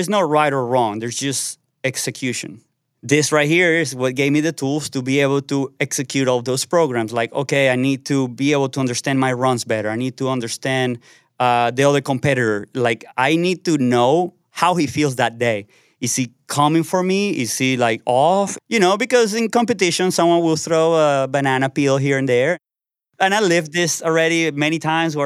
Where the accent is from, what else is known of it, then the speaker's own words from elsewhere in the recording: Caracas, Capital District, Venezuela; I'm from Caracas, Venezuela, and I'm a professional BMX rider.